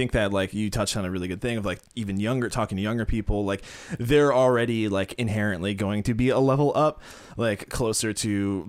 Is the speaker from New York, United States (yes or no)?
yes; Orchard Park, New York, United States; now in Buffalo, United States; my hometown of Orchard Park